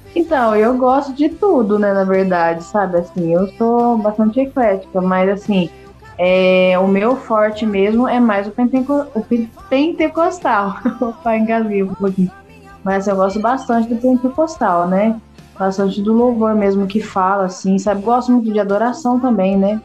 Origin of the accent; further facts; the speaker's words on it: Porto Ferreira, São Paulo, Brazil; Eu sou daqui de Porto Ferreira, estado de São Paulo